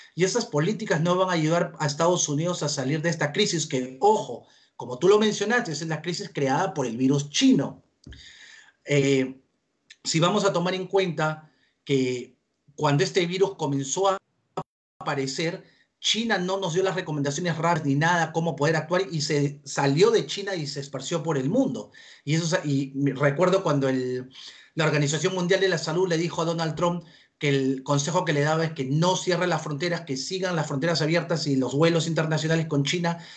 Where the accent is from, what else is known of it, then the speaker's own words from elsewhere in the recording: Peru; now in United States; soy peruano de nacimiento y amo y quiero mucho al Perú